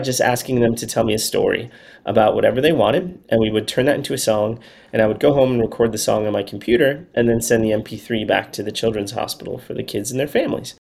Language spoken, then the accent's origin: English; Chicago, Illinois, United States; moved away as an adult; now in Nashville, United States; I'm from Chicago. I went to school in Chicago at Northwestern University, and then I moved down to Nashville after school.